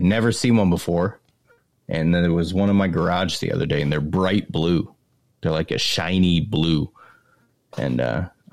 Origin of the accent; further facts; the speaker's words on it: Maine, United States; moved away; also born or lived in California; I'm from Maine